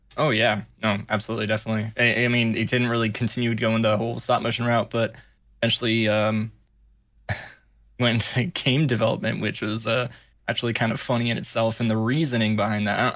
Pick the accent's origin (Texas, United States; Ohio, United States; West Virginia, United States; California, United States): California, United States; moved away; I was, uh, born and raised in California